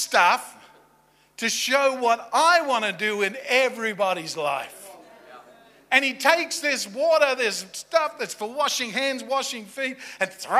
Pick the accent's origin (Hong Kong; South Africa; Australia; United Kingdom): Australia; now in Virginia Beach, United States; I'm Australian